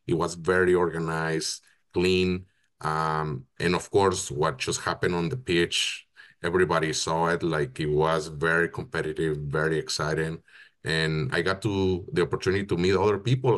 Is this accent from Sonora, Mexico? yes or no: yes; Hermosillo, Sonora, Mexico; moved away as an adult; now in Canada; I'm originally from Mexico. I was born and raised in Hermosillo, Sonora